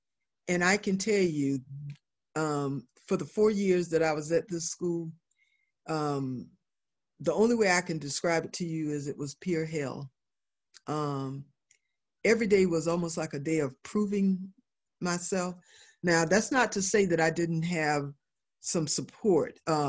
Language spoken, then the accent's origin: English; the South, United States; after growing up in the South, after going through integration, after really, you know, fighting a lot of prejudice and all that kind of stuff growing up in the South